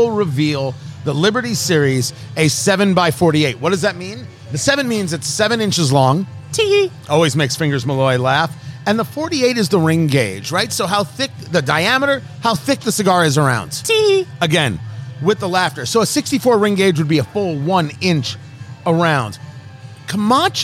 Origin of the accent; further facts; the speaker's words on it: United States; also born or lived in Brooklyn, New York / New Jersey; I come from Brooklyn and Jersey